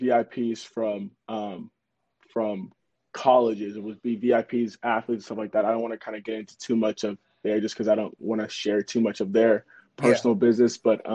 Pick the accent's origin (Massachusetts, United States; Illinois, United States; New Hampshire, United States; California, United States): California, United States; Los Angeles; I am from Los Angeles, California.